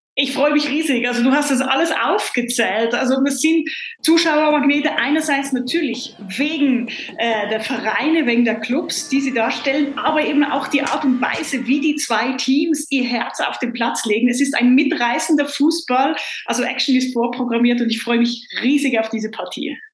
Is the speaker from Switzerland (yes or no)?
yes; Switzerland; freue ich mich jetzt als Schweizerin